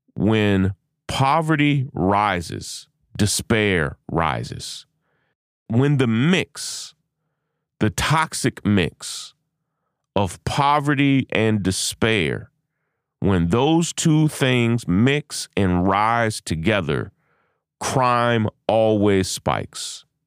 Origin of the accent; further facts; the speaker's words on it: Lexington, United States; my hometown of Lexington